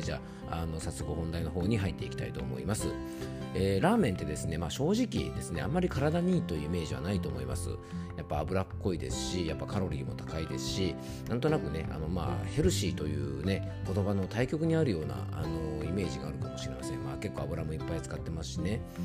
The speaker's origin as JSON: {"language": "Japanese", "region": "Yamanashi", "country": "Japan", "tie": "born or raised there", "said": "僕の地元のね、ラジオ局 YBS ラジオという放送局"}